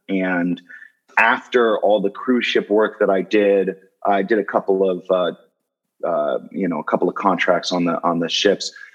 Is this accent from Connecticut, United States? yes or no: no; Los Angeles, California, United States; now in New Jersey, United States; I grew up in Los Angeles. I grew up in California